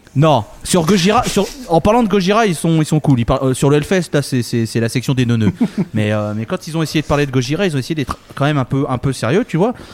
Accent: France; nous en France

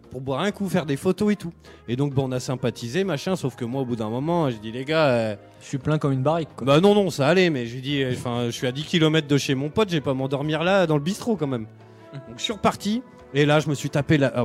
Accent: Bordeaux, Nouvelle-Aquitaine, France; Puis je lui raconte, je lui fais bah voilà, je viens de Bordeaux

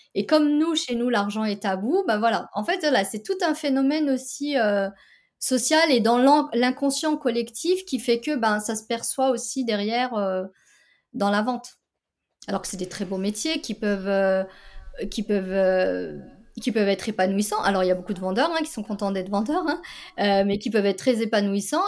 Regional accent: France; j'ai grandi en France

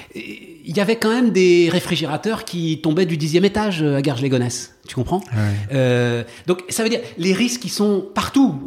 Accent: Paris, Île-de-France, France; also born or lived in Issy-les-Moulineaux; je suis né à Paris. Enfin, hmm. c'est un des drames de ma vie, c'est que donc euh, mes parents habitaient à Paris. Je hmm. suis euh, euh, fils, petit-fils de Parisiens, enfin très très fier de ma ville.

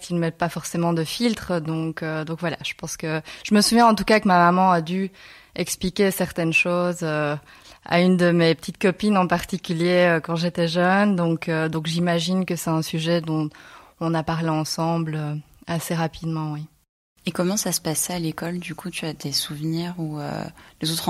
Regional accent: Belgium; also born or lived in Seoul, South Korea; now in Barcelona, Spain; Je suis née à Séoul, plus précisément, euh, et puis je suis arrivée en Belgique à l'âge de 4 mois.

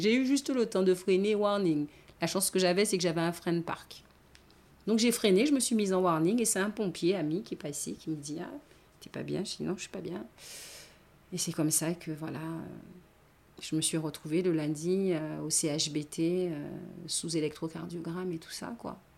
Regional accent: Basse-Terre, Guadeloupe, France; also born or lived in New Caledonia; now in Baie-Mahault, France; je suis née à Bastère, c'est ma région

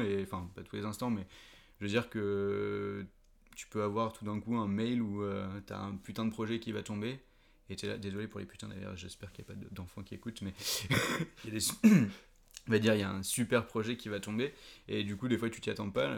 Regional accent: Paris, Île-de-France, France; moved away as an adult; now in Nantes, France; comme je suis né à Paris et que j'ai passé toute mon enfance et du coup ma début de vie d'adulte, on va dire, à Paris

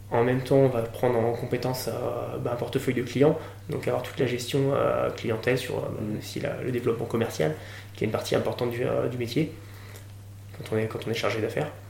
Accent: Nantes, Pays de la Loire, France; moved away; also born or lived in Toulouse / La Rochelle; je suis nantais d'origine.

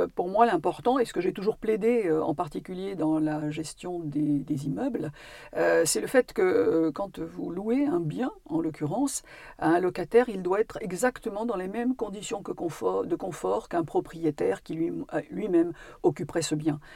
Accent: Normandy, France; also born or lived in Paris; now in Corrèze, France; je suis une Parisienne, ayant vécu son enfance en Normandie, mais évidemment complètement attachée à ma, à Corrèze aujourd'hui

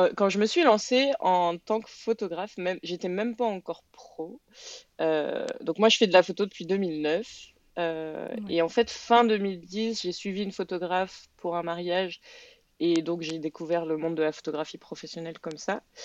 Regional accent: France; now in Quebec, Canada; je suis française

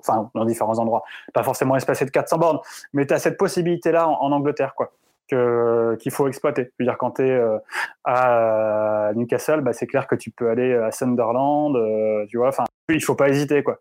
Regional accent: France; quand on est français

